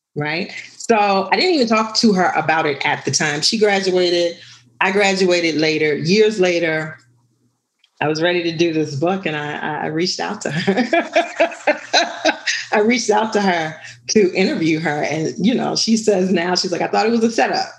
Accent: New Orleans, Louisiana, United States; I was born and raised in New Orleans.

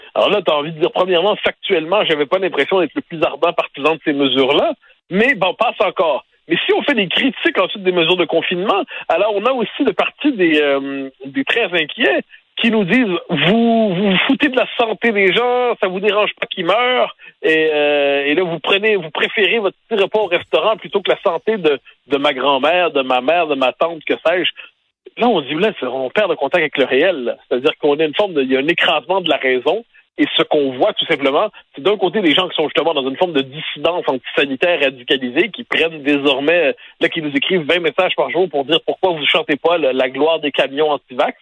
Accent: Quebec, Canada; On est des Québécois

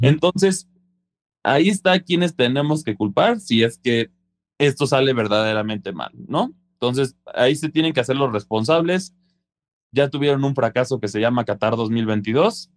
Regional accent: Mexico; siendo mexicanos

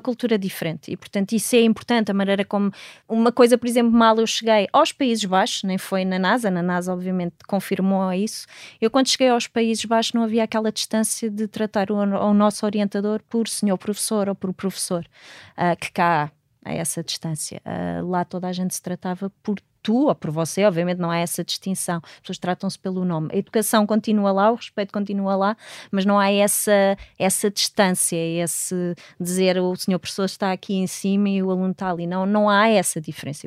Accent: Portugal; moved away as an adult; also born or lived in Netherlands / Washington, D.C. / California; quando saí de Portugal, eu queria montar o primeiro laboratório de astrobiologia no nosso país

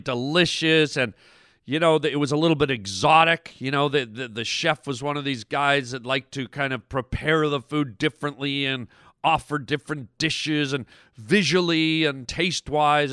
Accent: Canada; being a Canadian boy

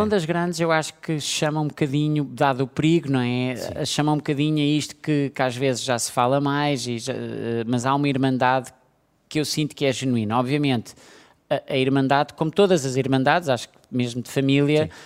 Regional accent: Portugal; todos nós, de alguma maneira, como portugueses

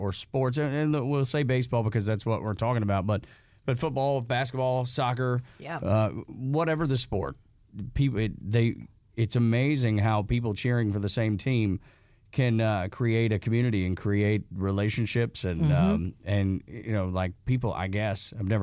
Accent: Dalton, Georgia, United States; I'm from Northwest Georgia, Dalton

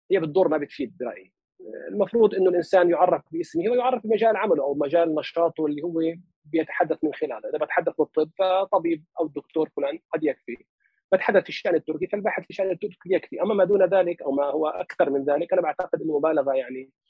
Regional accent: Palestine; accent: Palestinian dialect of Lebanon; also born or lived in Lebanon; طبعا هي لهجتي لهجه الفلسطين في لبنان اللي هي احنا بلبنان لهجتنا اقرب كثير من 48 لكن بدي اقول لك مطعم شوي باللهجه مش كثير لكن شوي باللهجه اللبنانيه

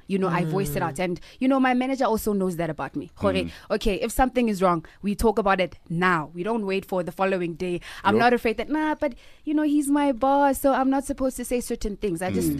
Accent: Kagiso, Gauteng, South Africa; Well, growing up in Kagiso was... I'm very reserved, you know.

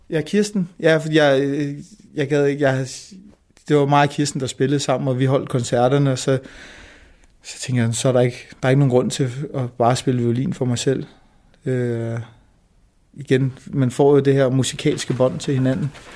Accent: Denmark; min mor var flytning og kom til Danmark, og jeg er født i Danmark

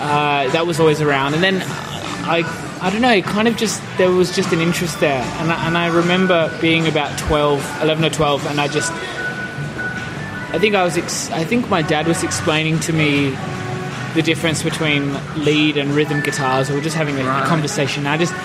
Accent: Perth, Western Australia, Australia; In Perth.

